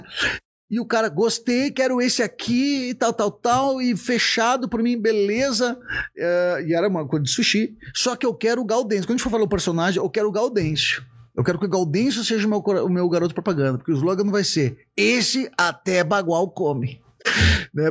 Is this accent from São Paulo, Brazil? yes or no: no; Novo Hamburgo, Rio Grande do Sul, Brazil; accent: gaúcho; also born or lived in Estância Velha; Eu moro numa cidade bem tranquila, que é Estância Velha, que é perto de Novo Hamburgo, onde eu nasci